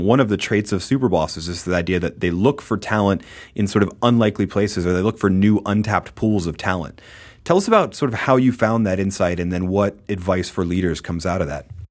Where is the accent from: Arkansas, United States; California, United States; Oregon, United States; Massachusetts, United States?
Massachusetts, United States; outside of Boston; moved away; I grew up outside of Boston